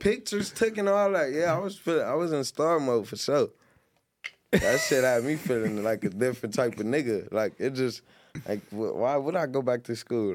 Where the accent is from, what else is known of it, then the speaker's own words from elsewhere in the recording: Long Beach, California, United States; I'm from Long Beach, man. I grew up on the north side and the east side